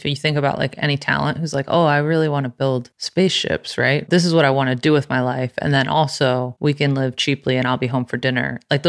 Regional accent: Plano, Texas, United States; I went to junior high and high school in Plano. Well, my mom lived in Addison and my dad lived in Plano.

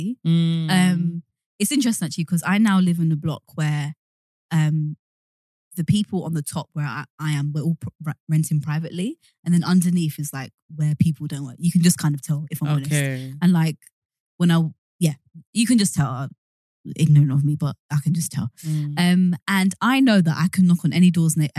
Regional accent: London, United Kingdom; we grew up in Hackney, so. And I grew up in London Fields

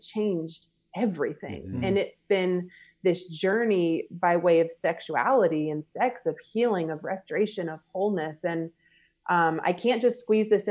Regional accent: Marietta, Georgia, United States; moved away; also born or lived in Louisiana; I grew up just right outside of Atlanta, Georgia, in an area called Marietta

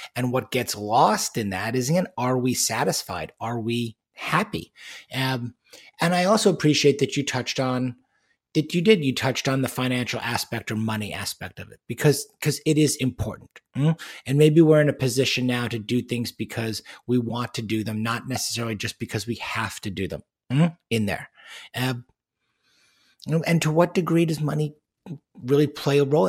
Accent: Long Island, New York, United States; where I grew up on Long Island in New York

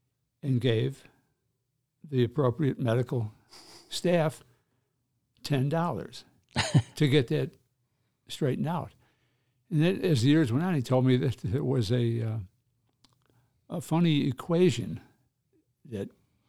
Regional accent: Chicago, Illinois, United States; Well, up to Visitation Parish, 55th and Halsted.

